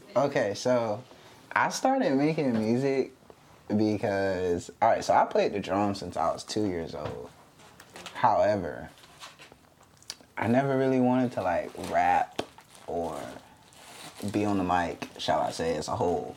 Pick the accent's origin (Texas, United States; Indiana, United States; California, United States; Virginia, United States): Virginia, United States; Virginia Beach; I'm from Virginia Beach, Virginia, 757.